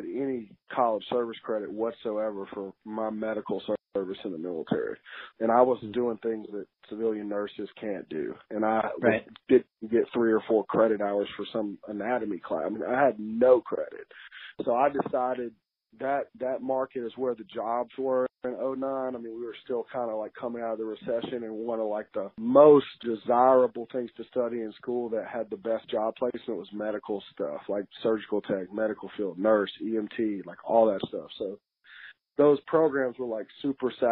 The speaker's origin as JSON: {"language": "English", "town": "Memphis", "region": "Tennessee", "country": "United States", "tie": "born or raised there", "said": "where I come from in Memphis"}